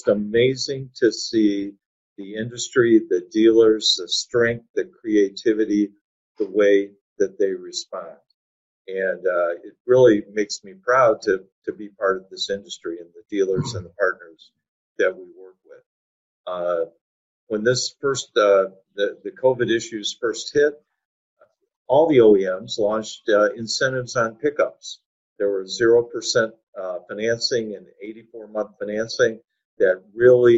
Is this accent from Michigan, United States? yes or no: yes; Detroit, Michigan, United States; now in Nashville, United States; I'm originally from Detroit, Michigan